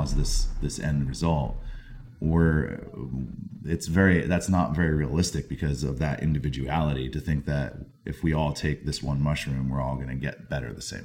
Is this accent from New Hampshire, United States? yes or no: yes; New Hampshire, United States; now in San Francisco, United States; I'm originally from the East Coast. I grew up in New Hampshire.